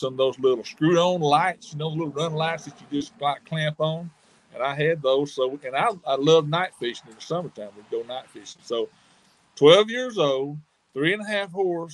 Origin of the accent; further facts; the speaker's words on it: Hot Springs, Arkansas, United States; I grew up in Hot Springs, Arkansas.